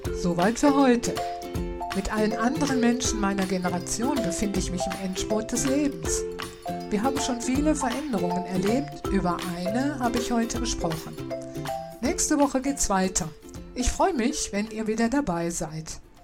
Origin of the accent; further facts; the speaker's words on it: Rhineland-Palatinate, Germany; Ich bin in einem Dorf in Rheinland-Pfalz groß geworden